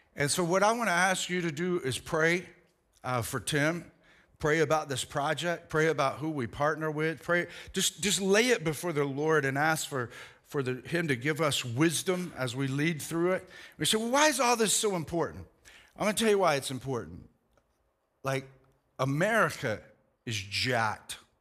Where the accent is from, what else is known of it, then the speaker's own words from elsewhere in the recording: United States; I'm proud to be an American